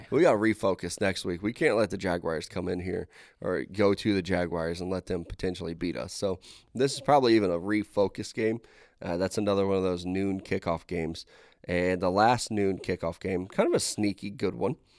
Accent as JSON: {"language": "English", "town": "Pittsburgh", "region": "Pennsylvania", "country": "United States", "said": "I'm from Pittsburgh."}